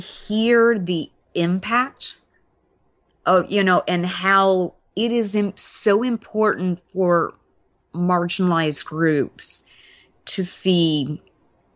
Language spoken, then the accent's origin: English; Mobile, Alabama, United States; Mobile, where I grew up in Alabama